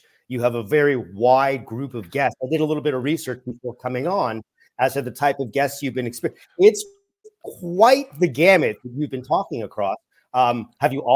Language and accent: English; Toronto, Ontario, Canada; Toronto, Canada is my hometown, born, bred, and raised